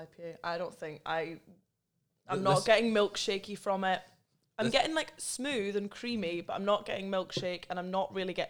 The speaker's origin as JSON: {"language": "English", "region": "England", "country": "United Kingdom", "tie": "born there", "said": "I was born in England, so I'm allowed to say that they're wrong."}